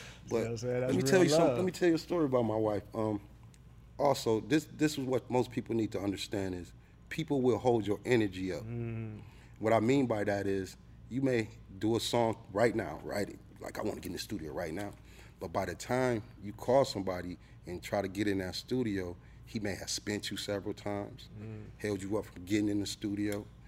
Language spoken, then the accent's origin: English; Midwest, United States; But I'm Midwest, but a lot of people say I sound like I'm from New York.